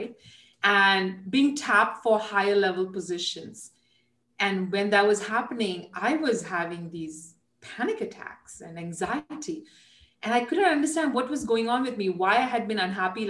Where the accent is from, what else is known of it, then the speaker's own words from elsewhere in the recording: India; moved away; And I'm Indian. I was, you know, was born there, raised there.